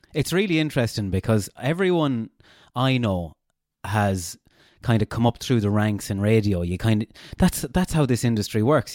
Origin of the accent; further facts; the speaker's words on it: Castlebar, Connacht, Ireland; accent: Castlebar; also born or lived in Galway; I had too much of a Castlebar accent.